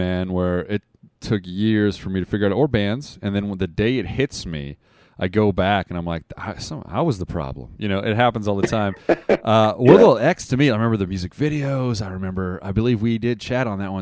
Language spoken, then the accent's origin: English; Las Vegas, Nevada, United States; I'm from Vegas